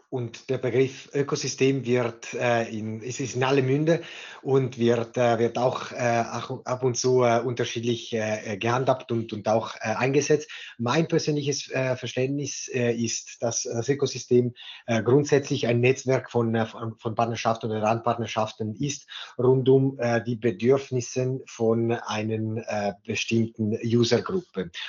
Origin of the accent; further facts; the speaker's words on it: Ticino, Switzerland; born there; German is a second language; moved away as an adult; nicht gebürtige Deutschschweizer, äh, sondern in Tessin geboren und danach für das Studium in die Deutschschweiz gekommen